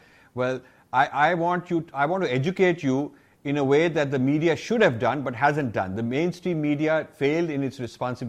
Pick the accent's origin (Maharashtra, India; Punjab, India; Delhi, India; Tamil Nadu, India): Punjab, India; Ludhiana; a fellow Punjabi. I am from Ludhiana.